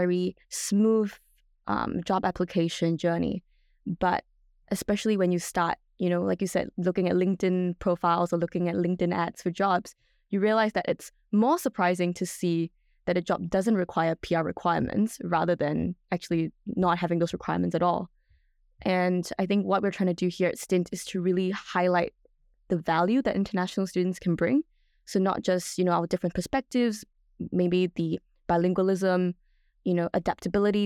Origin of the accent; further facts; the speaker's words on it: Singapore; moved away as an adult; now in Melbourne, Australia; I was born and raised in Singapore.